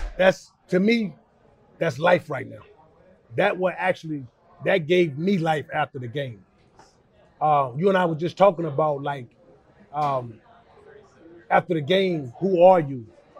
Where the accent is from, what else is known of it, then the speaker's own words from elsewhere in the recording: Charlotte, North Carolina, United States; I mean, growing up in West Charlotte, and big shout out to Charlotte, man. And I grew up on West Boulevard.